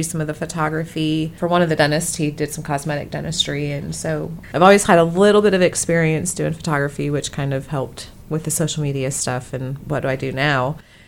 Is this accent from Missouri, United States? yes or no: yes; Fulton, Missouri, United States; also born or lived in Harrisburg, Missouri / Fayette, Missouri; I'm originally from Fulton, Missouri, so just 30 minutes away from Columbia. I moved back there, did live in Harrisburg for a little while.